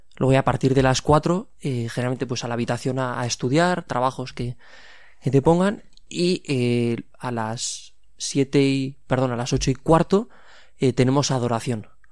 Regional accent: Pamplona, Navarre, Spain; 25 años y soy de aquí, de Pamplona

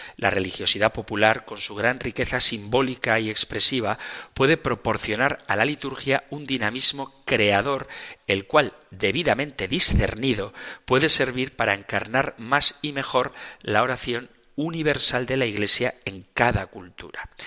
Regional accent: Zumárraga, Basque Country, Spain; en mi pueblo natal, en Zumárraga

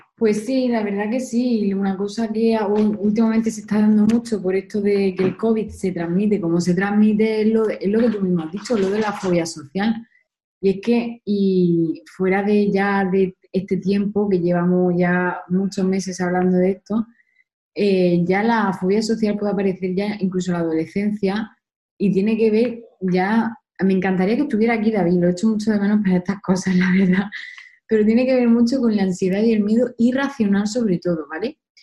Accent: Spain; Nosotros que somos españoles

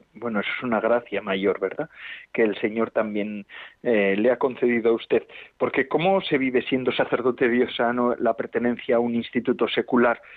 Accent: Ea, Basque Country, Spain; Lequeitio es un pueblo costero de Vizcaya, de la costa de Vizcaya, donde, de donde yo soy. Bueno, yo soy de unos kilómetros de Lequeitio, en EA se llama mi pueblo, a nueve kilómetros

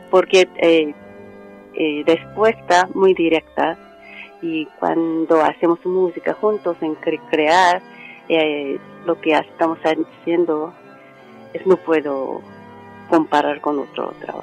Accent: South Korea; Spanish is a second language; moved away as an adult; also born or lived in United States; now in Spain; Soy coreana y católica

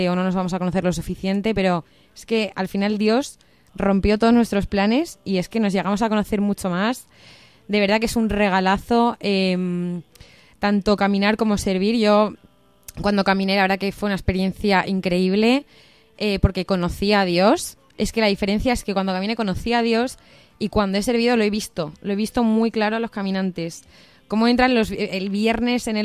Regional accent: Cáceres, Extremadura, Spain; moved away as an adult; also born or lived in Pamplona; eh, tengo 25, bueno, voy a hacer 25 años dentro de poco, em, yo soy de Cáceres, pero estudié en Pamplona periodismo

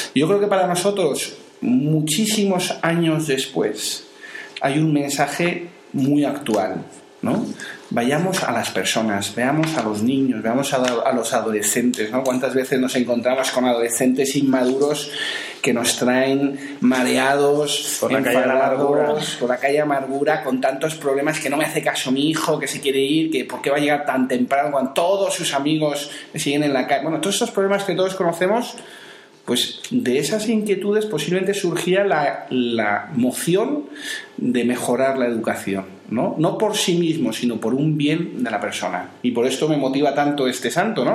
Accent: Madrid, Community of Madrid, Spain; moved away; also born or lived in Seville; soy de Madrid

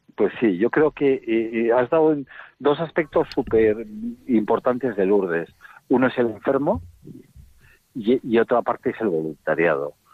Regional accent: Bilbao, Basque Country, Spain; yo soy de Bilbao

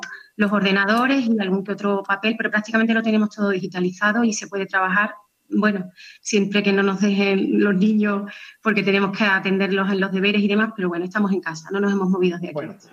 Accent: Seville, Andalusia, Spain; Sevilla, que fue donde, bueno, que es mi ciudad natal, salí allí, estudié en la Universidad de Sevilla

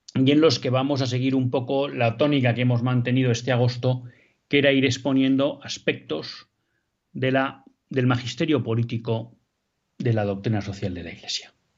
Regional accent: Spain; como españoles

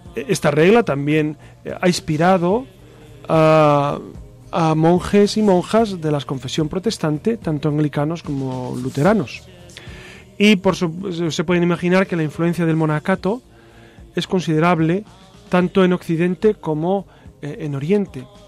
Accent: homeland with Santo Domingo de Silos, Castile and León, Spain; en mi tierra, por supuesto, está Santo Domingo de Silos como monasterio

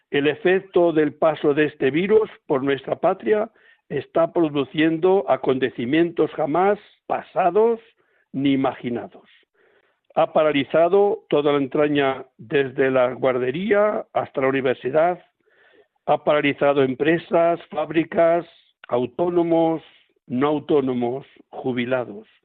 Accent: Palencia, Castile and León, Spain; yo estoy ahora aquí en Palencia, en mi tierra

